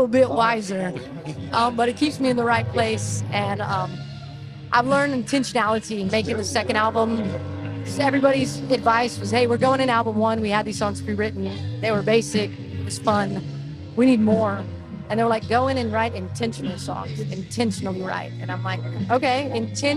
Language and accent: English; George West, Texas, United States; moved away as an adult; also born or lived in Seattle, Washington; now in San Antonio, United States; I grew up in George West, Texas. Very small town, 2,000 people